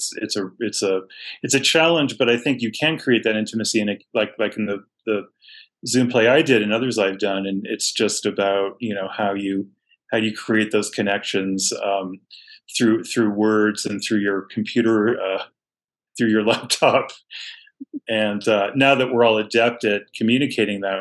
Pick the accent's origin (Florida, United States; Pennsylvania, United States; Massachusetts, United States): Massachusetts, United States; Boston; I grew up in a really thriving cultural environment in Boston